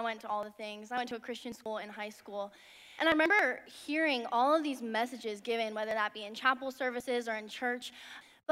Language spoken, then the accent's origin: English; Chicago, Illinois, United States; moved away as an adult; now in Nashville, United States; I'm originally from Chicago, Illinois, but right now I'm currently going to Lipscomb University in Nashville.